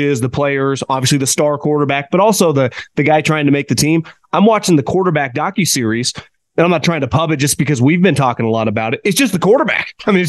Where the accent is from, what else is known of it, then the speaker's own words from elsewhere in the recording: California, United States; Growing up in Northern California, you talk to anyone that played with Montana.